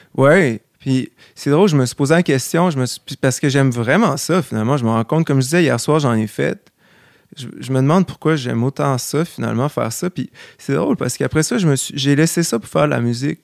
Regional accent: Quebec City, Quebec, Canada; also born or lived in Charlevoix; je viens, de Québec, mais j'ai passé énormément de temps à Charlevoix euh, parce que ma grand-mère vient de là

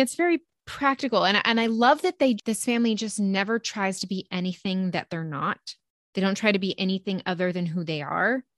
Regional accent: United States; we're American, we're born in the eighties

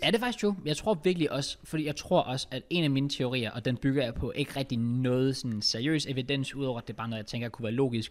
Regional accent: Denmark

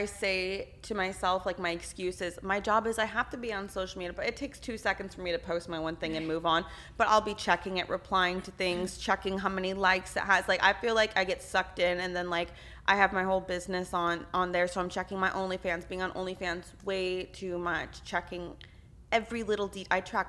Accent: Texas, United States; I'm from Texas, so I don't.

